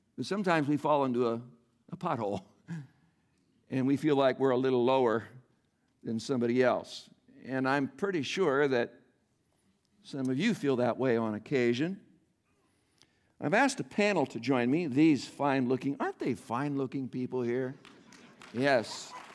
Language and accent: English; Iowa, United States; moved away; I'm born and raised in Iowa, though most of my life I have lived elsewhere